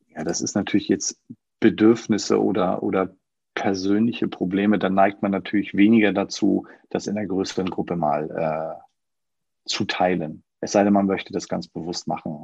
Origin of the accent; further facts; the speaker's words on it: Schleswig-Holstein, Germany; now in Hamburg, Germany; Auch ich bin gebürtiger Schleswig-Holsteiner, aber das ist schon eine Ecke her, dass ich, äh, dass ich dort gelebt habe